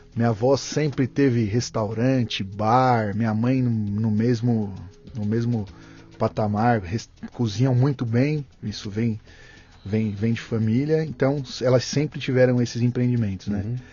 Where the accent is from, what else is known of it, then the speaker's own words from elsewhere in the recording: Santo André, São Paulo, Brazil; also born or lived in São Caetano do Sul; Eu sou de Santo André, nasci em São Caetano e moro em Santo André.